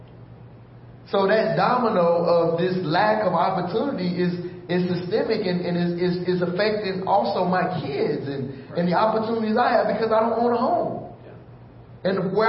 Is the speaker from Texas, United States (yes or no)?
yes; Houston, Texas, United States; also born or lived in Missouri City, Texas; I was born and raised in Houston, Texas